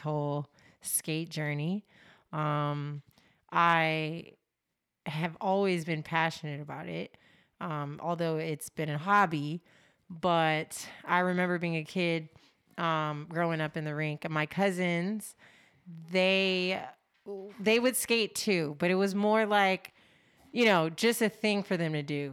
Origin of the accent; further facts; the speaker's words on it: Los Angeles, California, United States; I am born and raised in Los Angeles, California.